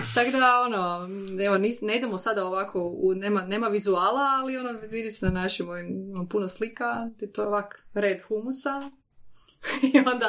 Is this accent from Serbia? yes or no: no; Koprivnica, Koprivnica-Križevci County, Croatia; mi smo podravcine, ja sam iz Koprivnice